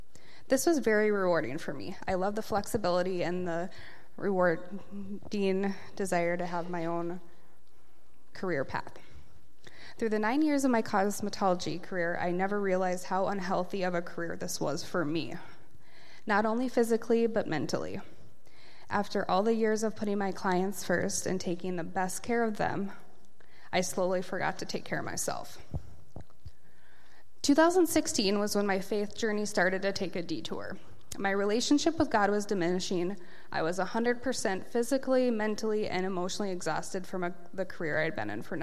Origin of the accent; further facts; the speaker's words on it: Casselton, North Dakota, United States; also born or lived in Aberdeen, South Dakota; now in Fargo-Moorhead, United States; I grew up in Castleton, North Dakota